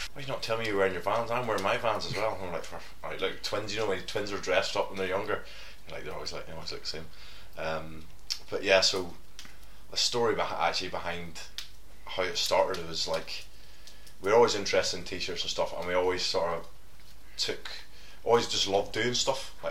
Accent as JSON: {"language": "English", "town": "Coleraine", "region": "Northern Ireland", "country": "United Kingdom", "moved": "as an adult", "said": "I'm from Coleraine, Northern Ireland. I know Gary. Gary's my cousin. We grew up together"}